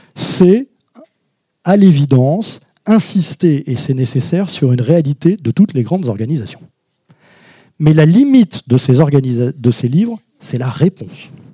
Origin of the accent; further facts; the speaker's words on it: Hauts-de-France, France; je suis de Schnorr, euh, mais de haut de france